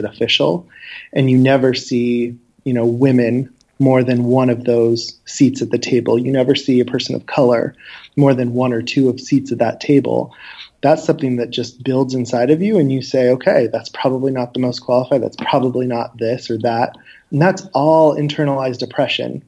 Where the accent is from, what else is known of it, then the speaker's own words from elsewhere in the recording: Wenatchee, Washington, United States; growing up in Wenatchee was definitely an experience